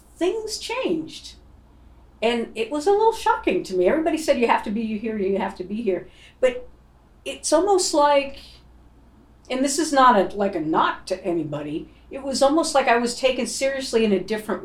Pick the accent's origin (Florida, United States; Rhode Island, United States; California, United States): Rhode Island, United States; moved away as an adult; also born or lived in Boston; I grew up in Rhode Island